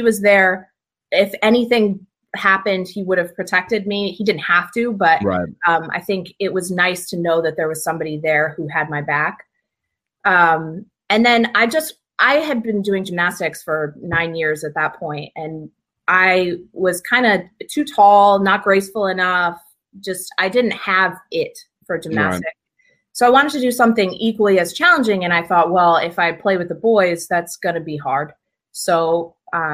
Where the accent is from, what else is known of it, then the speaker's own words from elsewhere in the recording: Watertown, Connecticut, United States; I'm from Watertown, Connecticut, which is like near central Connecticut. Grew up there